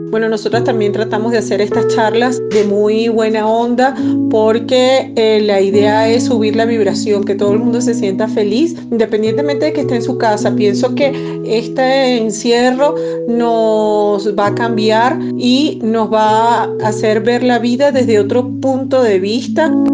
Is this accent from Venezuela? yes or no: yes; Venezuela; moved away as an adult; now in Quito, Ecuador; soy venezolana ecuatoriana, llegué hace cuatro años a este maravilloso país, resido en la ciudad de Quito